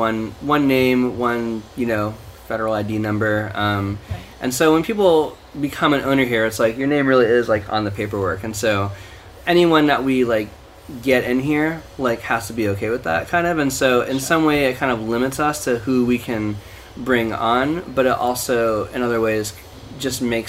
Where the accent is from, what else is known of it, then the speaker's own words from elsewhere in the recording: East Coast, United States; also born or lived in Portland; now in New York, United States; my partner and I moved to New York, cause we're both from the East Coast originally